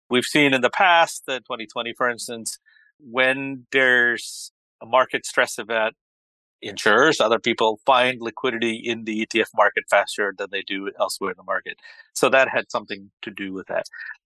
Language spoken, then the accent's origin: English; Dallas, Texas, United States; I grew up in Dallas.